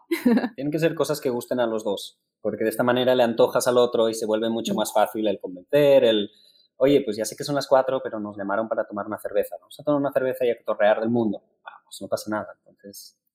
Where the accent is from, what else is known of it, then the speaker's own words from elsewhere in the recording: Spain; now in Mexico; como buenos españoles